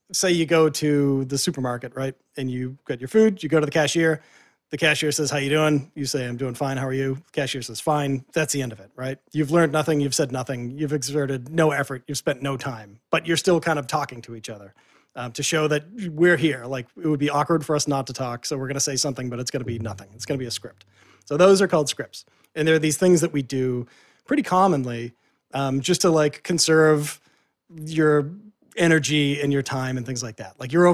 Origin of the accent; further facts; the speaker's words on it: Boston, Massachusetts, United States; because I'm from Boston and I used to work in the media scene in Boston.